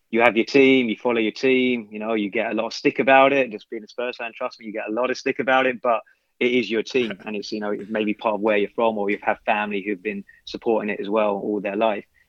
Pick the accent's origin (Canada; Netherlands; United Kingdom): United Kingdom; London; now in United States; I grew up in London